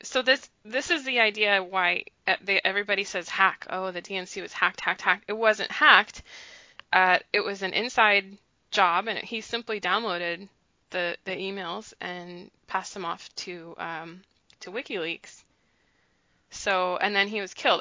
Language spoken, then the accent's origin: English; United States; I was born in the United States, okay, but but my family's from another country